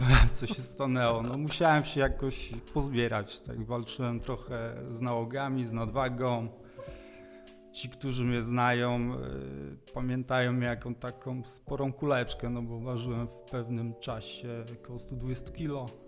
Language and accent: Polish; Opole Voivodeship, Poland; Jestem biegaczem z Opolszczyzny, nie tutaj z rejonu Wrocławia, z południa Opolszczyzny